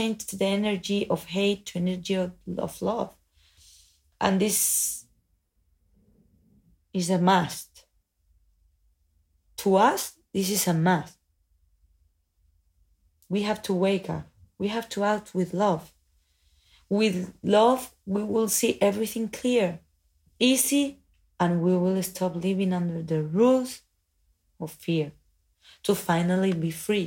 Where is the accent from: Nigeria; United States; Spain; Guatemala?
Spain; I'm an artist from Spain.